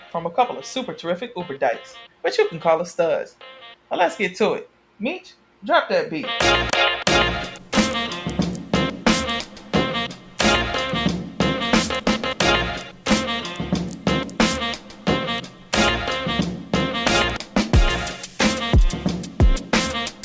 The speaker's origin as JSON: {"language": "English", "town": "Miami", "region": "Florida", "country": "United States", "tie": "born or raised there", "said": "I'm from Miami"}